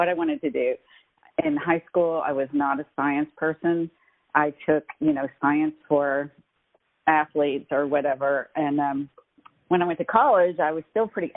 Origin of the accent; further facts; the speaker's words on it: Eastern Kentucky, United States; growing up in Eastern Kentucky, as I did